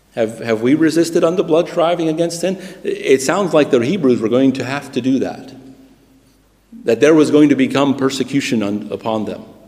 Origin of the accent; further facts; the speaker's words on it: United States; moved away as an adult; also born or lived in Britain; now in United Kingdom; I'm a Christian who happens to have been born in America